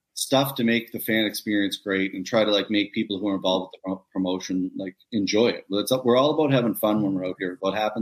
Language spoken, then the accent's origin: English; Nova Scotia, Canada; my hometown is where this event is. And it's a little tiny community of 3,000 people